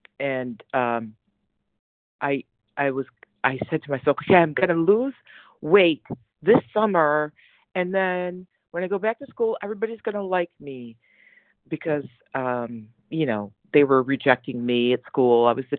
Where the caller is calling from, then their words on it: New Jersey, United States; I'm calling in from New Jersey.